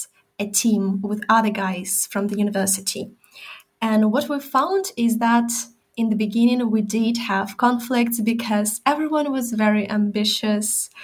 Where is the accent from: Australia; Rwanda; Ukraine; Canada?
Ukraine; Chernihiv, Chernihiv Oblast; moved away; I just go to Chernihiv, my hometown, to see my family